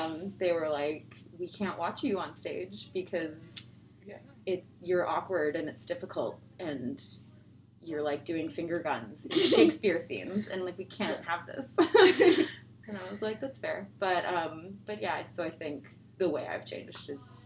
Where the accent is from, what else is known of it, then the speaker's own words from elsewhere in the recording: Toronto, Ontario, Canada; moved away; growing up in Toronto